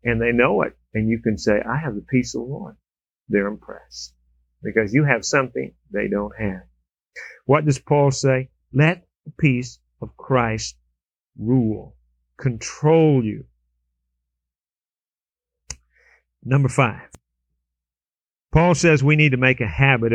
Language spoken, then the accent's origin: English; California, United States; moved away; I was down in California visiting my sister, and we grew up in California.